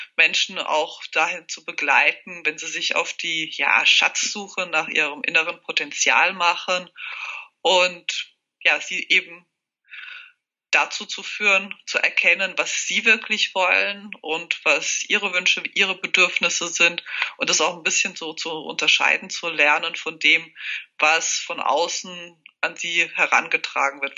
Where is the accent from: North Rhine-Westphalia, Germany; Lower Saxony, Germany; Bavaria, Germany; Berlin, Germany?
Bavaria, Germany; near Hesse; moved away as an adult; also born or lived in Czech Republic / Würzburg; now in Switzerland; Ich bin fast in der Nähe zu Hessen aufgewachsen, habe Jura studiert in Würzburg.